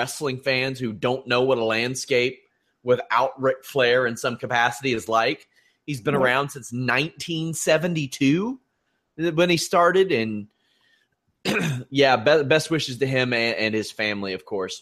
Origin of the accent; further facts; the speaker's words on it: United States; As an American